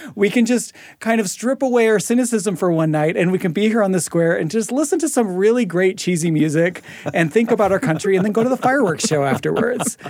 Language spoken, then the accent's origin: English; United States; also born or lived in Brazil; I'm an, an American. I was born in America